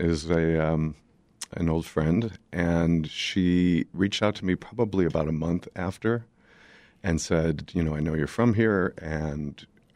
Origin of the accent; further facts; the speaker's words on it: Highland Park, Illinois, United States; I grew up in Highland Park and raised my kids there